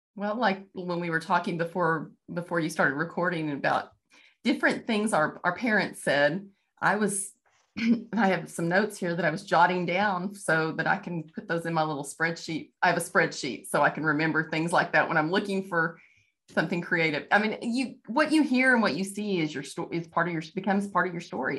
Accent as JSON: {"language": "English", "region": "Texas", "country": "United States", "moved": "as an adult", "lives_now": "Kansas, United States", "said": "I'm from Texas. I'm, I live in Kansas now"}